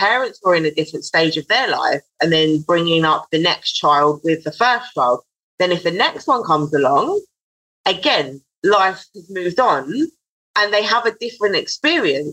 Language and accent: English; London, United Kingdom; I'm from Southeast London